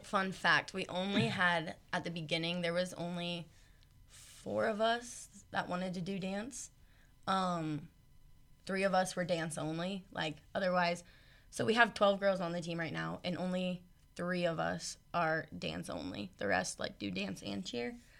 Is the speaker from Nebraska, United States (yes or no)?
yes; Louisville, Nebraska, United States; moved away; I'm from Louisville, Nebraska